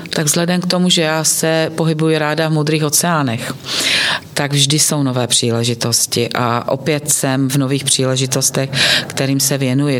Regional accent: Bystřice pod Hostýnem, Zlín Region, Czechia; pocházím z Bystřice pod Hostýnem, z toho Zlínského kraje

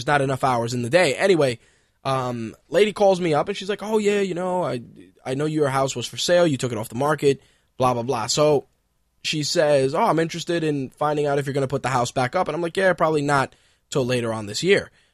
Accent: New York City, New York, United States; also born or lived in Queens, New York / Manhattan, New York; I was born in one part of New York, that being the Bronx. I lived in the Bronx till I was about 14

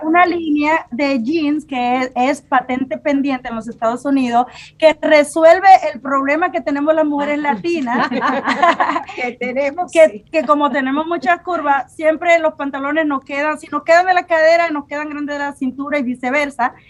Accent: Cotuí, Sánchez Ramírez, Dominican Republic; moved away; yo me crié en la República Dominicana en un campito de, de Cotuí

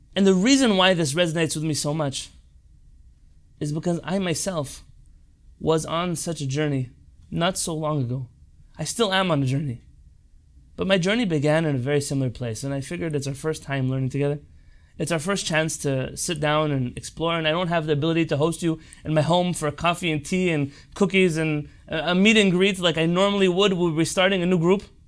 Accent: San Diego, California, United States; I grew up here in San Diego, California, to a family of religious, Sephardic Israeli parents

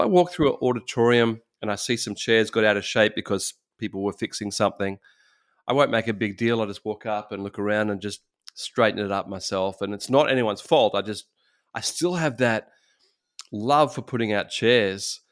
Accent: Australia; I'm from Australia

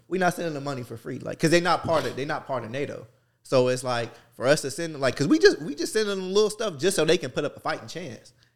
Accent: New Jersey, United States; I'm from Jersey

